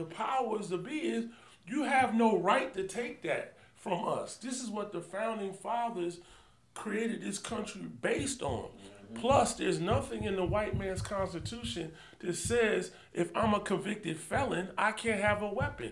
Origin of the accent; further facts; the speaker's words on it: New York, United States; now in Texas, United States; I'm from New York